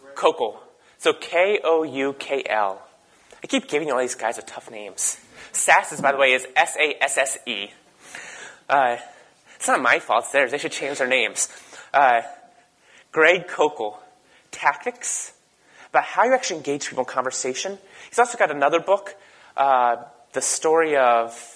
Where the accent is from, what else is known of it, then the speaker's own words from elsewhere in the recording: the Berkeley of the East Coast, United States; I grew up in the Berkeley of the East Coast.